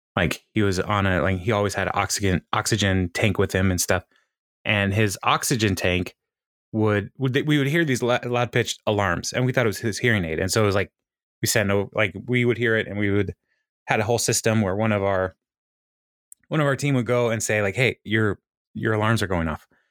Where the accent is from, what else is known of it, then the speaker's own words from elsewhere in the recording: Michigan, United States; I am from Michigan